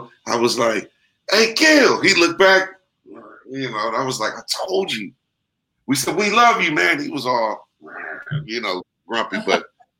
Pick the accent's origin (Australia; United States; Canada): United States; Oakland, California; also born or lived in Sacramento; I came to California because of my mother married my stepfather who was in the Air Force. And so we were in Sacramento. We used to live on the Air Force base.